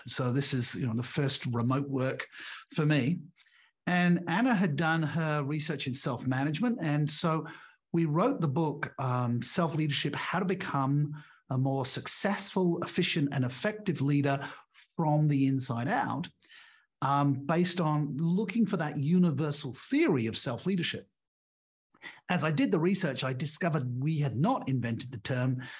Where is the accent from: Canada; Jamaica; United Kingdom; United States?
United Kingdom; England; moved away as an adult; also born or lived in Australia; now in Portugal; I'm English by birth. I went to an English grammar school, an all-boys school.